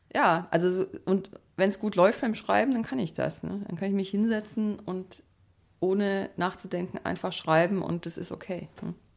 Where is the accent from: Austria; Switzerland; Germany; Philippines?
Germany; Black Forest, Baden-Württemberg; ich bin im Schwarzwald aufgewachsen